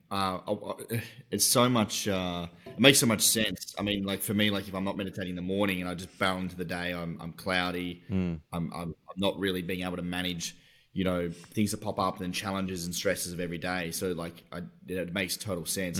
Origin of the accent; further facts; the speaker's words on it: Tasmania, Australia; I'm from Tasmania